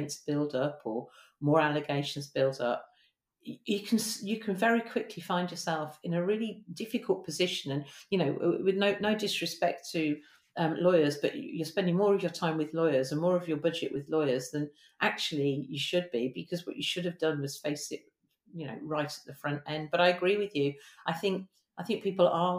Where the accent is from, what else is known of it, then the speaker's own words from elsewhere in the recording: Birmingham, West Midlands, United Kingdom; I'm from Birmingham.